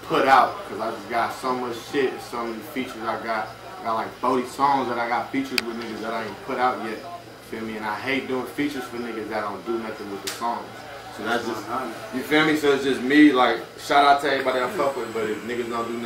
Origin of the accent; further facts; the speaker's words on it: Deep East, California, United States; I come from Deep East Stop in California